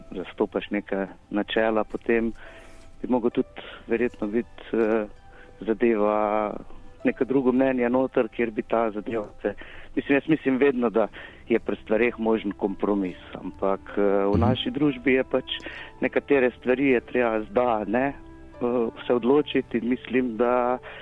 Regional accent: Slovenia; smo Slovenci

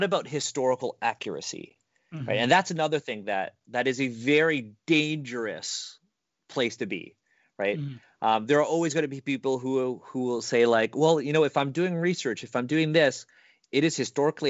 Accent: Canada; I was born in Canada.

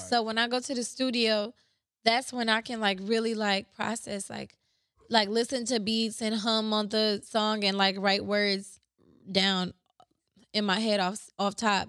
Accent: Ypsilanti, Michigan, United States; I was born and raised in Ypsi

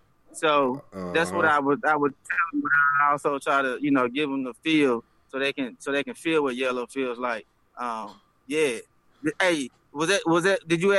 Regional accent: Little Rock, Arkansas, United States; I'm 6'1", 220. I'm from the South. You feel me? I'm from the Mississippi. I'm from Little Rock, Arkansas. It don't get no further than that.

